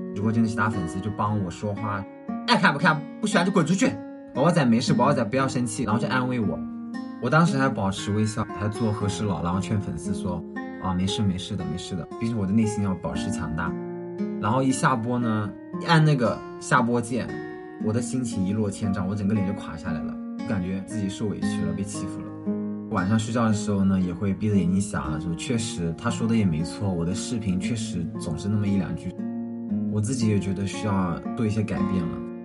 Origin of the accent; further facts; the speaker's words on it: Ganzhou, Jiangxi, China; accent: Ganzhou dialect; 我们赣州话的元素